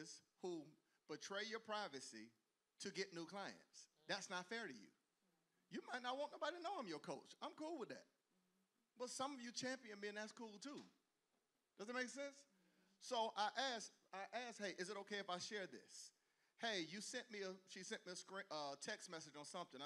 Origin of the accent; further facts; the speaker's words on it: the South, United States; I grew up in the South